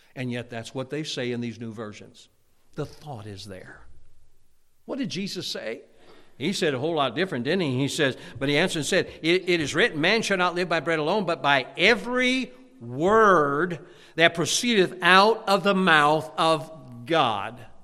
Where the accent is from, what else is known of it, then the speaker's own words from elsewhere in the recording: Hammond, Indiana, United States; moved away as an adult; also born or lived in Munster, Indiana / Chicagoland; now in Pennsylvania, United States; I grew up in Hammond, Indiana, Munster, Indiana, and Chicagoland area